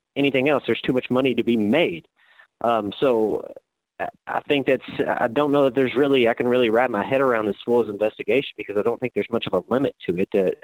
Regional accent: Louisville, Kentucky, United States; growing up in Louisville, I was 9 years old when Rick Pitino was hired

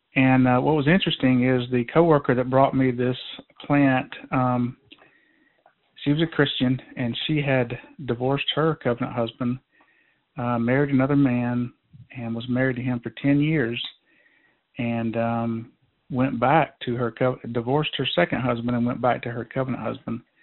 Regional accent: Georgia, United States; moved away as an adult; now in North Idaho, United States; I was born and raised in Georgia

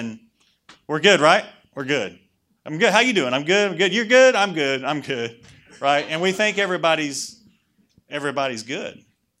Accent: Oakley, North Carolina, United States; So I was raised over in Oakley. Raised by my... anybody else from Oakley? No. Listen, it's hard to get out. I made it.

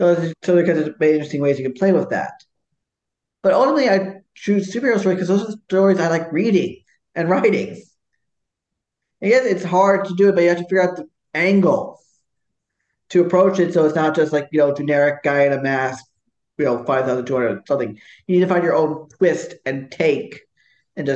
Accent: New York City, New York, United States; I'm from Brooklyn

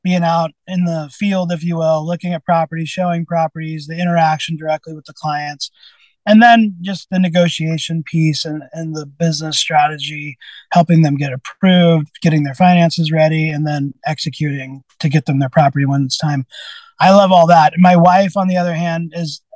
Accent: Santa Rosa, California, United States; also born or lived in Sebastopol, United States / Windsor, United States; I grew up in Santa Rosa, and then part-time in Sebastopol

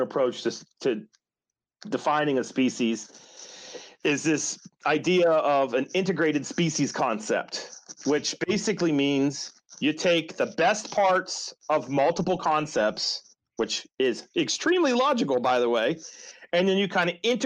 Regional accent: West Virginia, United States; West Virginia, I can talk about my home state here

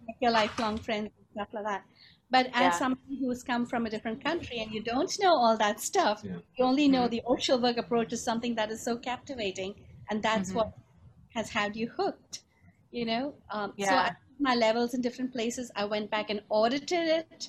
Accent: Pune, Maharashtra, India; moved away as an adult; also born or lived in England; now in Chicago, United States; So that's where I grew up actually, in Pune.

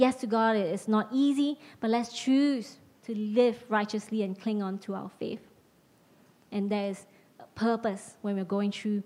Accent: Penang, Malaysia; moved away as an adult; also born or lived in Nilai, Malaysia / United States; now in London, United Kingdom; I was moving from Penang to Nilai, and a high school friend of mine from my hometown

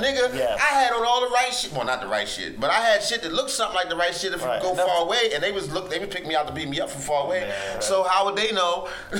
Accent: Cleveland, Ohio, United States; I'm from Cleveland.

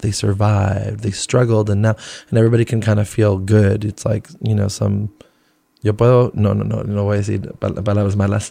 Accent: New Jersey, United States; born or raised there; also born or lived in Flushing, Queens, New York / Colombia / Venezuela / Rhode Island; now in New York, United States

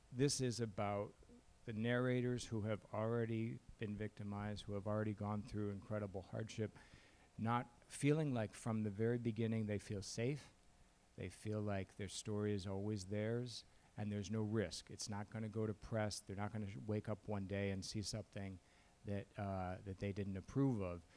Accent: Chicago, Illinois, United States; moved away; I grew up in Chicago in his shadow.

